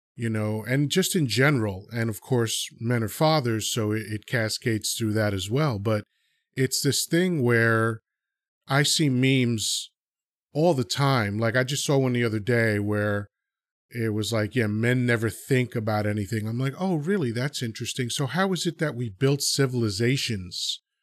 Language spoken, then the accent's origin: English; United States; also born or lived in Dominican Republic; I was, uh, born there, and I was moved to America, uh, when I was two. So I've been in America fifty-seven years now